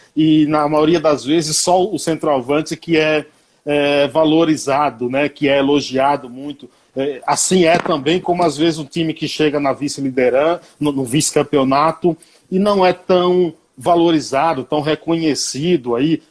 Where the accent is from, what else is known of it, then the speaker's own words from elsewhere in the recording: Nova Soure, Bahia, Brazil; eu sou baiano, sou do Paiaiá, município de Nova Soura, a 225 quilômetros de Salvador